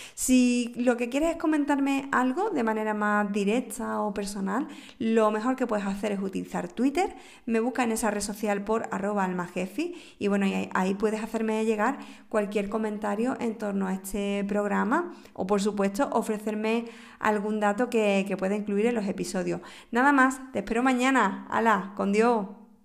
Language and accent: Spanish; Moguer, Andalusia, Spain; el Nobel de Moguer de mi tierra